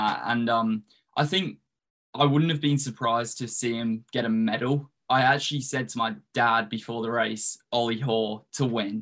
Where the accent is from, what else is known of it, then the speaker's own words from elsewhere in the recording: Australia; moved away as an adult; also born or lived in United States; now in England; I was born in England, all my family's from England, grew up in Australia